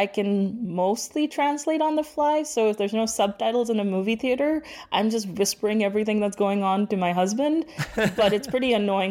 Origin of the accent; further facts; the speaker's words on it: Dubai, United Arab Emirates; moved away as an adult; now in Canada; I was born and brought up in Dubai, and then I immigrated to Canada when I was about 25.